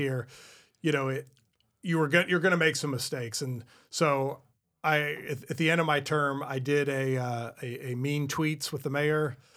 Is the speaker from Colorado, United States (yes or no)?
no; California, United States; this is my hometown